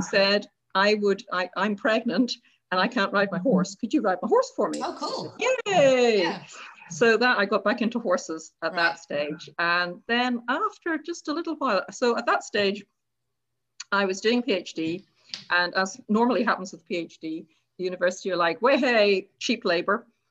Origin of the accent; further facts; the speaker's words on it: Ireland; now in Scotland; i go back to ireland and my um, friends and family